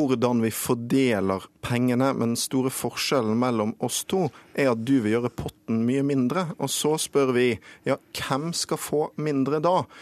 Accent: Bergen, Vestland, Norway; min hjemby Bergen

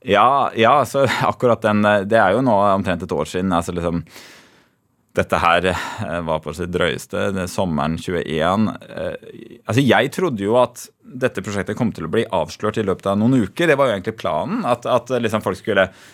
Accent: Tønsberg, Vestfold, Norway; moved away as an adult; Før jeg flytta fra Tønsberg.

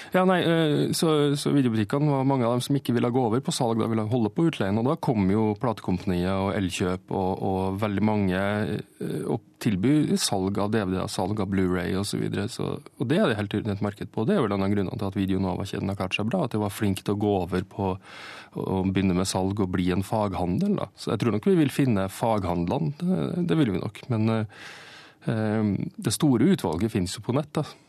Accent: Steinkjer, Trøndelag, Norway; Steinkjer, der jeg er fra

